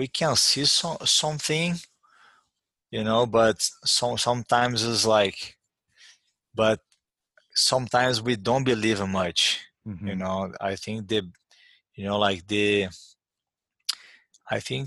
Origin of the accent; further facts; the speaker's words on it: Uberlândia, Minas Gerais, Brazil; English is a second language; moved away as an adult; also born or lived in New York; I was training on my hometown Uberlândia